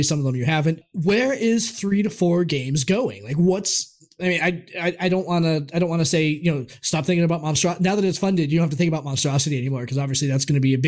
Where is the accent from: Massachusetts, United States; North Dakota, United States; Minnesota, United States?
Massachusetts, United States; Quincy; also born or lived in South Boston; I was born in Quincy, so like South Boston